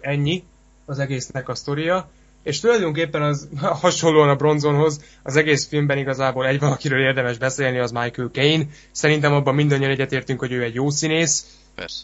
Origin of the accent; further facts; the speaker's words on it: Kecskemét, Bács-Kiskun, Hungary; mi, mi kecskemétiek vagyunk